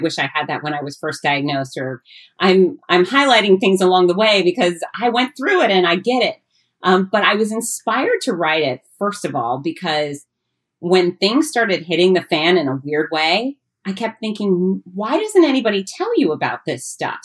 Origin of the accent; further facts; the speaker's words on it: United States; I am pure American, in fact, I am third generation American